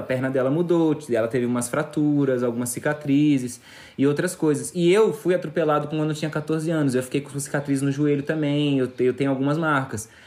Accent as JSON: {"language": "Portuguese", "country": "Brazil", "said": "Enquanto brasileiros mesmo"}